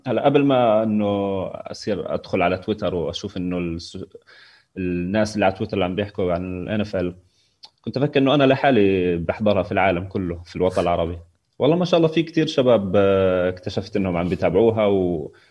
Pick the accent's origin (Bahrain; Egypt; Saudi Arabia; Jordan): Jordan; also born or lived in Palestine; انا من الاردن